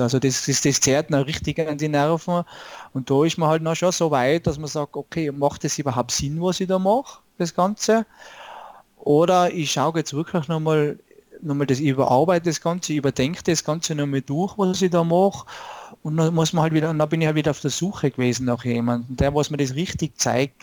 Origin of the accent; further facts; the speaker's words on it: Tyrol, Austria; komme aus Tirol, also aus Österreich